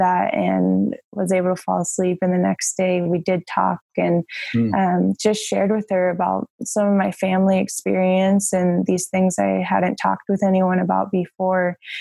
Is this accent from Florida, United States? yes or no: yes; Tampa, Florida, United States; now in Minnesota, United States; I grew up in Tampa, Florida.